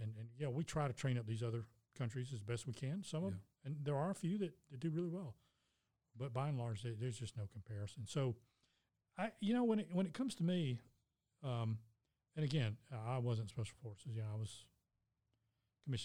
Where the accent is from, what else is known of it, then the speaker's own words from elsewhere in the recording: United States; As an American citizen